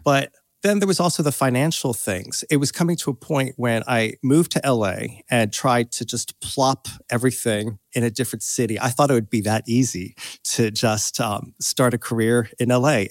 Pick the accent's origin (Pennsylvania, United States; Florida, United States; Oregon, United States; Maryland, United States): Pennsylvania, United States; Doylestown; moved away as an adult; also born or lived in United Kingdom; now in Los Angeles, United States; I grew up in Pennsylvania, uh, outside of Philadelphia, in a little suburb